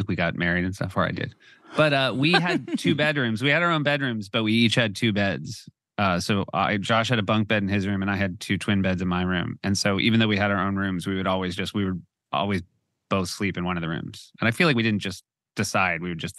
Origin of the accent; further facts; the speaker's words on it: New Hampshire, United States; our parents are still in the house we grew up in New Hampshire.